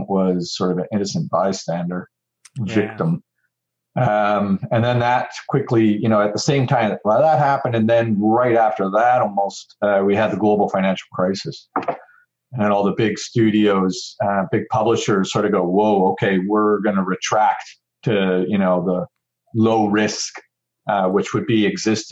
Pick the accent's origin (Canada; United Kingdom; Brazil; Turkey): Canada; Vancouver, British Columbia; also born or lived in United States; now in Melbourne, Australia; I got into it at EA Canada in Vancouver. That's kind of where I grew up. I'm originally born in the States, but when I was about 12, my family moved up to Canada. So I consider myself Canadian